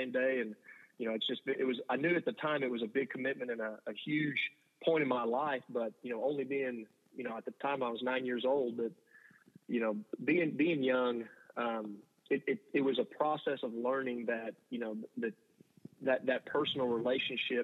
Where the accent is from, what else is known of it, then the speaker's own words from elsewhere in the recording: Blanco, Texas, United States; now in Dallas, United States; growing up in Blanco